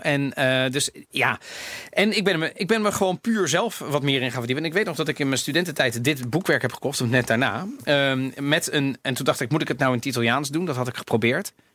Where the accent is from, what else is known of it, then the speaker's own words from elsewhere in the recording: Netherlands; ik ben in Nederland opgegroeid